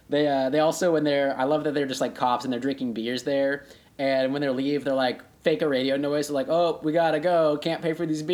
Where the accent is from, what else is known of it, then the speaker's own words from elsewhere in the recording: Broken Arrow, Oklahoma, United States; I am from Broken Arrow.